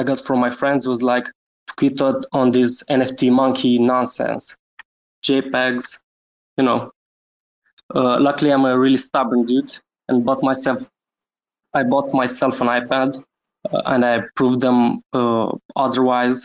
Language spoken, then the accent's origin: English; Romania; I'm from Romania, born and raised